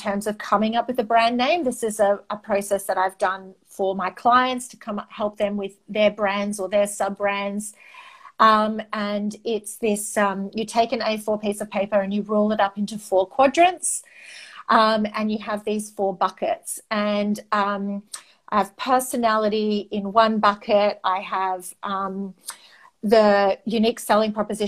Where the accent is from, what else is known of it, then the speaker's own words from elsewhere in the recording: Australia; first language Greek; English is a second language; I'm the first generation in my family born in Australia.